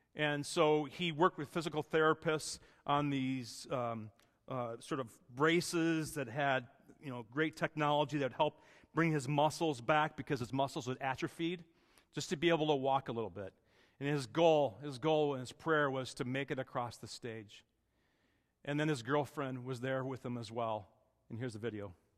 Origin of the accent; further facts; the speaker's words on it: Wisconsin, United States; moved away; My best friend growing up in Wisconsin